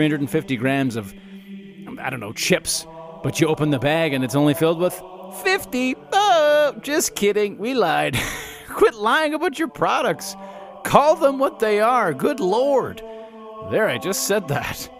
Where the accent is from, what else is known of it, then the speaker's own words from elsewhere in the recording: Calgary, Alberta, Canada; I grew up in Calgary